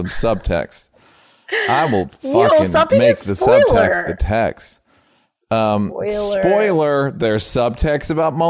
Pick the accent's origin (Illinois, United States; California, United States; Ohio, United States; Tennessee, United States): Tennessee, United States; I'm from Tennessee